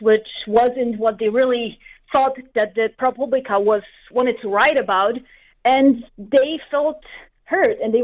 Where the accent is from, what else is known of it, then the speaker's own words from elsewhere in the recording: Poland; moved away as an adult; now in Arizona, United States; not from here. I'm originally from Poland. I've lived in Arizona for almost 5 years now.